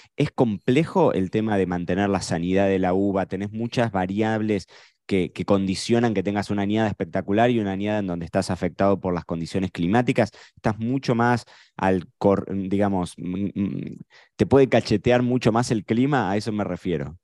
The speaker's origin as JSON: {"language": "Spanish", "country": "Argentina", "said": "nosotros como argentinos"}